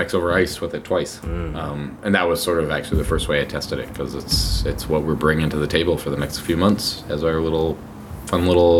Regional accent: Colorado, United States; moved away as an adult; now in Seattle, United States; When I first moved to Seattle, I was from Colorado, and I moved to Seattle, and it was the first spring that I'd lived here

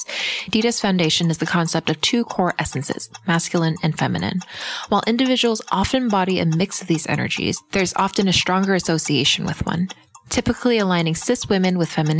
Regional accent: Canada; moved away; Growing up in Canada, where hockey is practically a religion

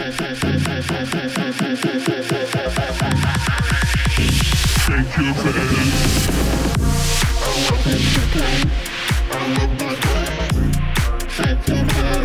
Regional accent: Australia; accent: Aussie; I'll finally get out of my Aussie accent.

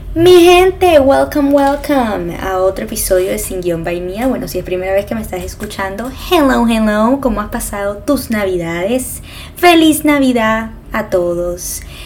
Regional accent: Venezuela; moved away; yo soy de Venezuela

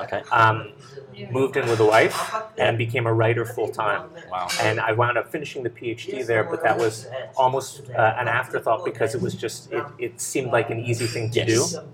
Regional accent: New Haven, Connecticut, United States; moved away as an adult; also born or lived in Maine; now in Ljubljana, Slovenia; I grew up in New Haven, Connecticut

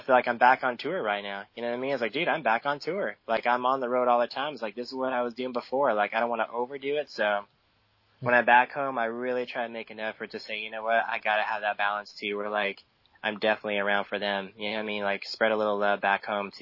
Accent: San Diego, California, United States; living here at the beach, there was a lot of drugs. I mean, it was just a really loose lifestyle, especially growing up in Ocean Beach

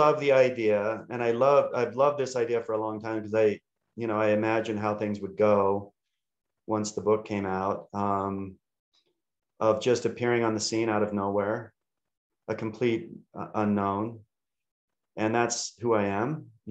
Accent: Utah, United States; I'm from Utah.

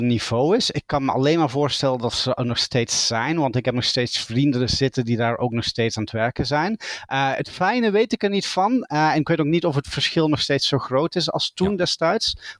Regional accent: Belgium; accent: Dutch; moved away as an adult; now in Dublin, Ireland; ik ben geboren in België en opgegroeid aan de Nederlandse grens, vandaar het Nederlandse accent

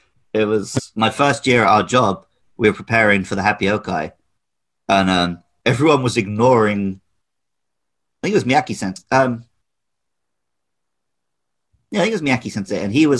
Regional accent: United Kingdom; because I grew up in the West

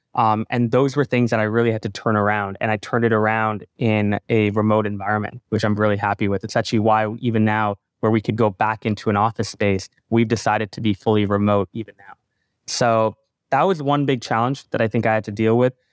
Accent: Canada; also born or lived in Singapore / Calgary, Canada; now in Toronto, Canada; when I was born in Singapore, I lived there till I was eight. I went to a lot of Grand Prix growing up with my father, Singaporean Grand Prix, Malaysian Grand Prix. Um, when I moved to Canada

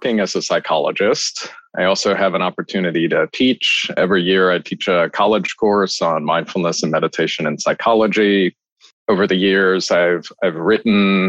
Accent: Maryland, United States; moved away as an adult; also born or lived in California / Boston / San Francisco / Tokyo; now in New York City, United States; I was born in California in the United States and mostly raised on the East Coast in Maryland

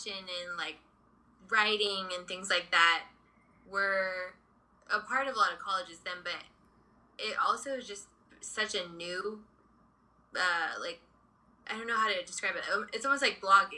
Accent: Dallas, Texas, United States; moved away as an adult; also born or lived in Redondo Beach, California; now in Los Angeles, United States; I grew up in Dallas, so I have a twin sister, and we were actually born out here in Redondo Beach

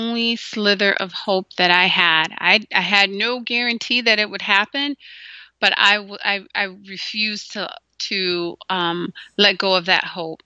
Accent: Gary, Indiana, United States; moved away; also born or lived in Minnesota; We grew up in Gary, Indiana, and then we transitioned to Minnesota later

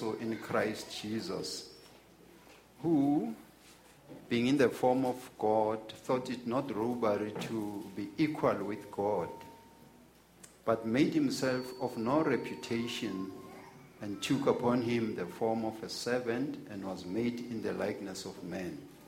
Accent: Witbank, Mpumalanga, South Africa; moved away; Witbank is my hometown

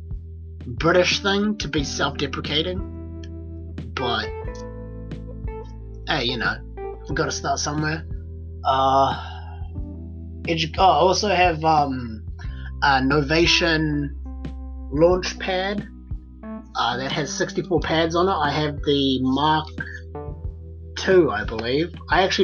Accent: New Zealand; that's my home country.

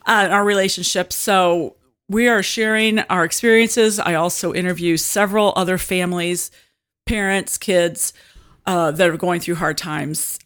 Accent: Washington, Illinois, United States; also born or lived in Germantown Hills, Illinois / Metamora, Illinois / Bushnell, Illinois; Peoria area. Actually, I grew up in Washington

